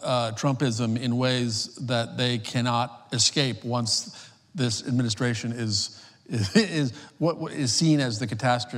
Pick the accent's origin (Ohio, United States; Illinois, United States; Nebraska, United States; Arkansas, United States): Nebraska, United States; born or raised there